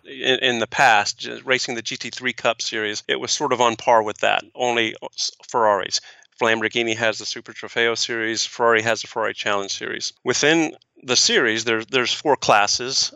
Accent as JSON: {"language": "English", "region": "East Coast", "country": "United States", "said": "I'm an East Coast guy"}